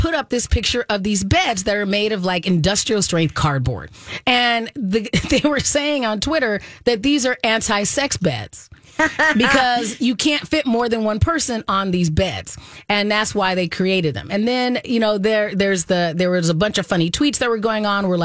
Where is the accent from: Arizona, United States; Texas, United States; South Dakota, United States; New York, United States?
Arizona, United States; I grew up in Arizona